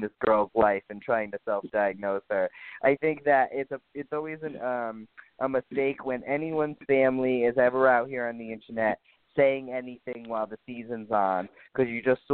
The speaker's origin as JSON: {"language": "English", "region": "New England", "country": "United States", "said": "I am from New England"}